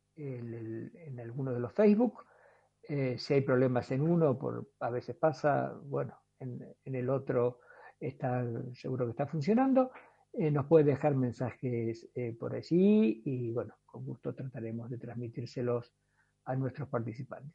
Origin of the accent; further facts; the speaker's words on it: La Matanza, Buenos Aires Province, Argentina; now in Jujuy, Argentina; Yo también soy originario de Urbano, ya hace como 40 años que estoy por aquí